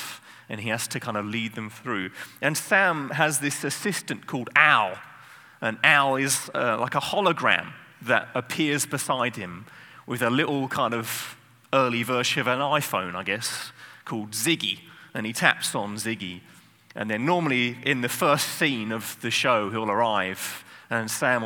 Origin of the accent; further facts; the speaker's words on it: England, United Kingdom; I'm English